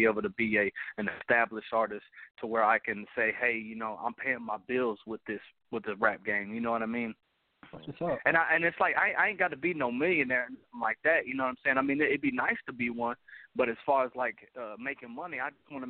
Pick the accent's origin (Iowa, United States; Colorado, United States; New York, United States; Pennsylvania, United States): Colorado, United States; Denver; now in Enid, United States; I'm from Denver, Colorado, but I live in Enid, Oklahoma right now.